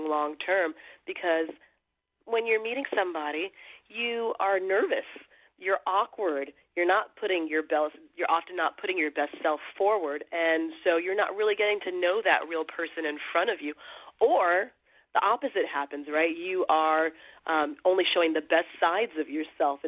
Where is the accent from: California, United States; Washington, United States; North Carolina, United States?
California, United States; Los Angeles; now in New York City, United States; I grew up in Los Angeles, and I live in New York City